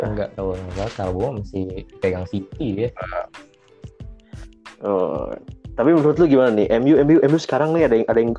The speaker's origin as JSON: {"language": "Indonesian", "region": "Jakarta", "country": "Indonesia", "tie": "born there", "said": "Gue lahir di Jakarta uh, dan gue emang suka dari zaman awalnya"}